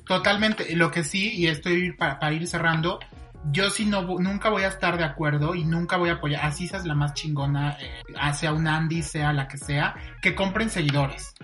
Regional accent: Mexico; como mexicanos

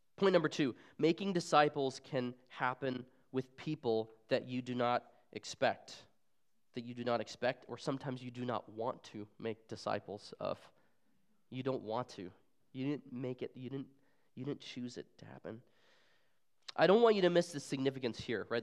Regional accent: Arizona, United States; moved away as an adult; also born or lived in Seattle, Washington; I'm originally from Arizona, where I was born and raised

